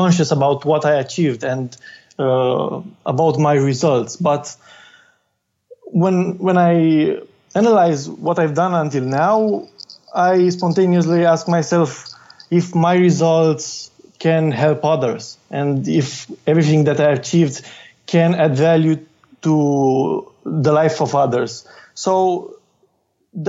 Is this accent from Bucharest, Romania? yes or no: no; Craiova, Dolj, Romania; it is my hometown. I'm living here since I was one.